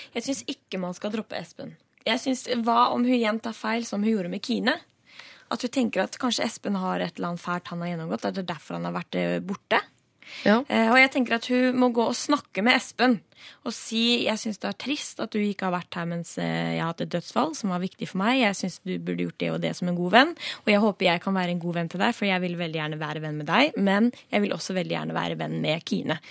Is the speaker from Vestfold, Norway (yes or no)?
yes; Stavern, Vestfold, Norway; ut ved kysten der jeg kommer fra Stavern